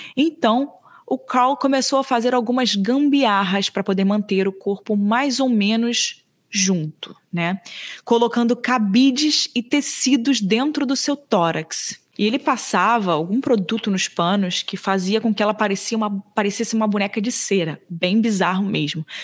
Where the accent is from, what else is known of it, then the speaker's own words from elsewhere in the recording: Brazil; sendo brasileira